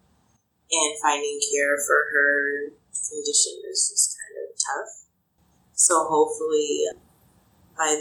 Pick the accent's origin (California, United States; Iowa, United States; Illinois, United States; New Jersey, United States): Iowa, United States; Des Moines; I grew up in Des Moines on the northwest